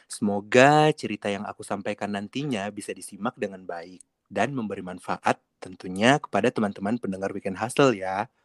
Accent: Sulawesi, Indonesia; Sehingga mendengar kita-kita nih orang Sulawesi ngomong yang bicaranya jauh berbeda.

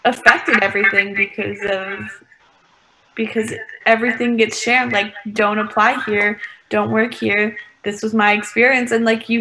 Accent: Ohio, United States; moved away; back home for me, I'm from Ohio

